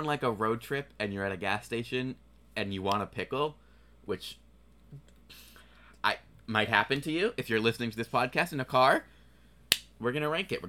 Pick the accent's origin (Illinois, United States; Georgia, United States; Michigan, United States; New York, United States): New York, United States; New York City. Yeah, New York. We're from New York.